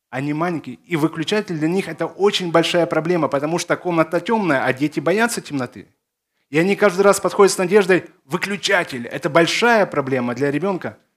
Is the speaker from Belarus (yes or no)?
yes; Belarus; born there; also born or lived in Zakarpattia; Мое детство прошло в Закарпатье. Родился я в Беларуси, но на лето меня сдавали э, в Закарпатье как дешевую рабочую силу.